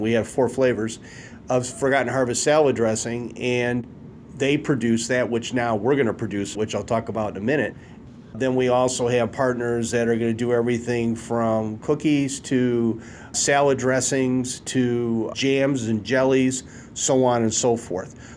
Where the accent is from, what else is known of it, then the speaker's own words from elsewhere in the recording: Detroit, Michigan, United States; I grew up in Detroit